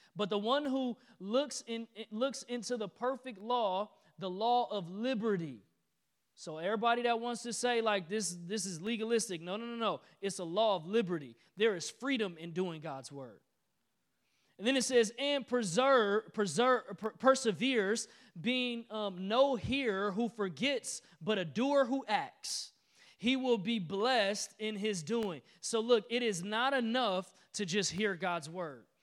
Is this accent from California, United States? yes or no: no; Detroit, Michigan, United States; I'm from Detroit